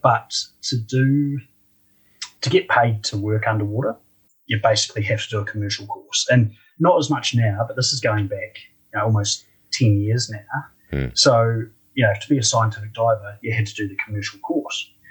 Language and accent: English; Christchurch, Canterbury, New Zealand; also born or lived in Dunedin, New Zealand; I'm a Kiwi